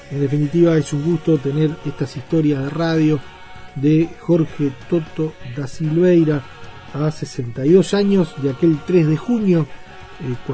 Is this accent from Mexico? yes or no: no; Uruguay; como futboleros que somos todos los uruguayos